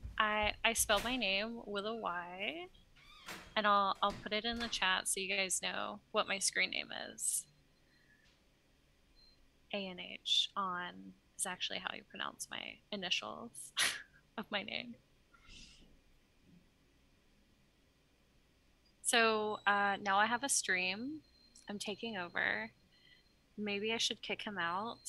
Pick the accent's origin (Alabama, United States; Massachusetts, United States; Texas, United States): Alabama, United States; moved away as an adult; also born or lived in Idaho; I'm originally from Alabama